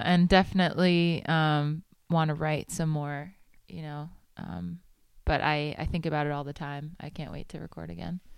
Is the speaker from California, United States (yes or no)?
no; New York City, New York, United States; moved away as an adult; also born or lived in Manhattan / Huntington, Long Island; now in Nashville, United States; I was born in Manhattan and grew up in, uh, Queens